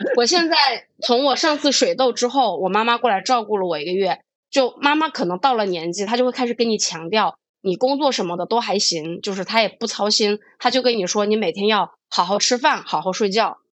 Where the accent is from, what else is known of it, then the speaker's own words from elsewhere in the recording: Hubei, China; 我是一个湖北人